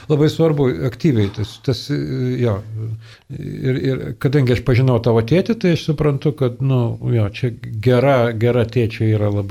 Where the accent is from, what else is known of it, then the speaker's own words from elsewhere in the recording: Klaipėda, Klaipėda County, Lithuania; moved away; aš esu iš Klaipadas. Tai kartais aš pavadinu save emigrantu